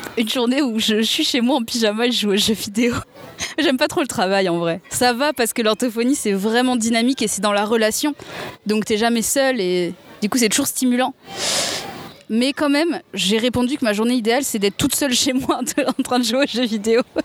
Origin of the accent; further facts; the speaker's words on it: Seine-et-Marne, Île-de-France, France; je suis née en Seine-et-Marne